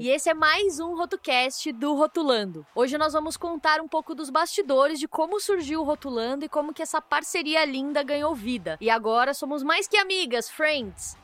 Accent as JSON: {"language": "Portuguese", "region": "São Paulo", "country": "Brazil", "said": "Eu sou de São Paulo"}